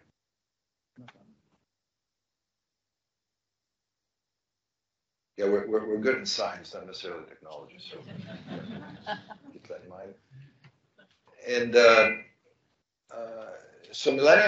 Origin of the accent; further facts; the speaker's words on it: Thessaloniki, Central Macedonia, Greece; moved away; also born or lived in Athens; So I grew up in Greece. I was born in Athens and grew up in Thessaloniki.